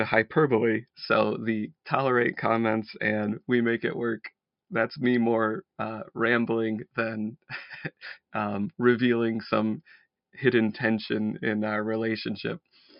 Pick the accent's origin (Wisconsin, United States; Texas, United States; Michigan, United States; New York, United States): New York, United States; Syracuse; So I guess I'm more of a central New Yorker than an upstate New Yorker then, given those rules. I grew up in the Syracuse area.